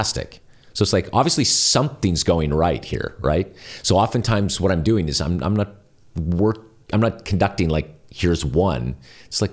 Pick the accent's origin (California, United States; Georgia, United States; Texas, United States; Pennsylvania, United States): California, United States; I'm from California